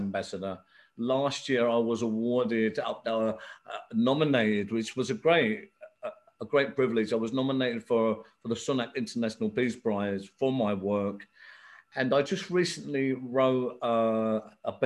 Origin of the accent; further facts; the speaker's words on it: England, United Kingdom; also born or lived in Belfast, Northern Ireland; I was actually born here in England, but I went to Belfast as a young child, 6 months old. I stayed there till I was nine. So I went through the civil war there. I've seen a lot of traumatic things there, early 70s when it was really hitting it. I come back to England.